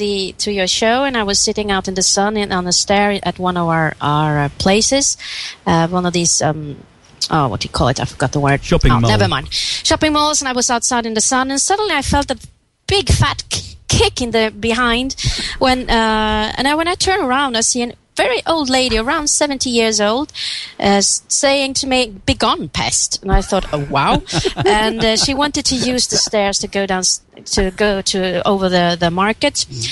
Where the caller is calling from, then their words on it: Stockholm, Stockholm County, Sweden; Hi, this is … I'm calling from Stockholm